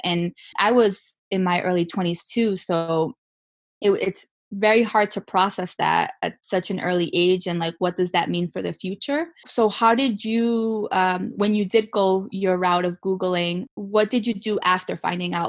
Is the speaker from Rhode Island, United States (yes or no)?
yes; Rhode Island, United States; I was born and raised in Rhode Island